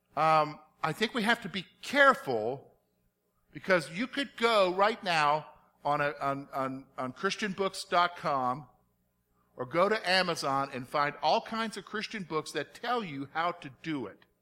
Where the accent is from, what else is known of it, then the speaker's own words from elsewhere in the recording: the South, United States; moved away; growing up in the South